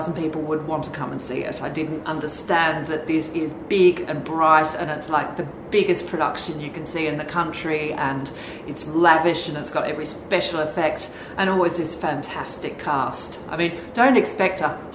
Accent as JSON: {"language": "English", "town": "Sydney", "region": "New South Wales", "country": "Australia", "tie": "born or raised there", "moved": "yes", "lives_now": "Birmingham, United Kingdom", "said": "when a job came back up in my hometown of Sydney, I went for it."}